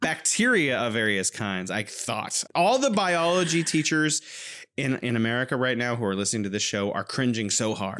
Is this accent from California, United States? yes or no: yes; California, United States; now in Wuhan, China